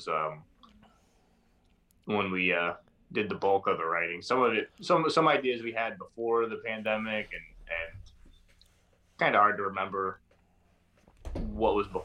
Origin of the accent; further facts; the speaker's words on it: Maryland, United States; I grew up in Maryland